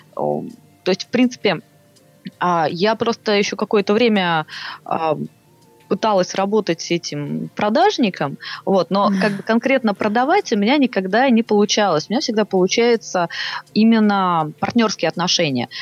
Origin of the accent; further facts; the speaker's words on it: Saint Petersburg, Russia; moved away as an adult; now in Moscow, Russia; я из Питера